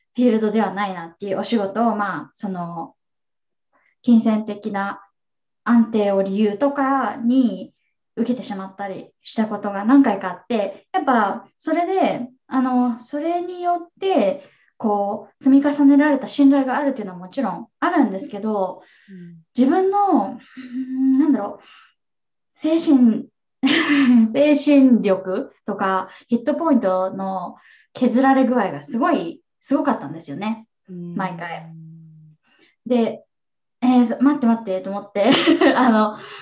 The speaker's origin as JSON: {"language": "Japanese", "country": "Japan", "tie": "born or raised there", "also_born_or_lived": "New York, United States", "moved": "as an adult", "lives_now": "Seattle, United States", "said": "県出身で、え国際結婚を経て7年ぐらい前にアメリカに移住してきて"}